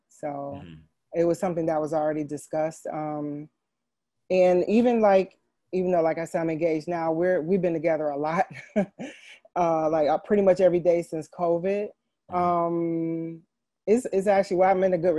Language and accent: English; Detroit, Michigan, United States; I'm from Detroit.